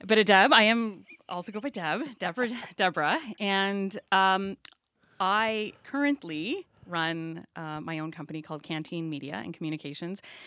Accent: Saint John, New Brunswick, Canada; also born or lived in Prince George; I grew up on the Lower West Side before the scrubbers were put on the refinery here.

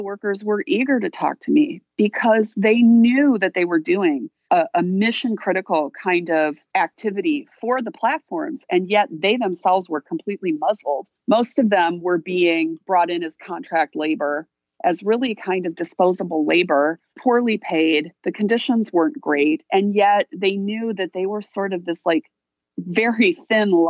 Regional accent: Wisconsin, United States; moved away; also born or lived in Illinois; I'm a Midwesterner, you know, I'm from Wisconsin

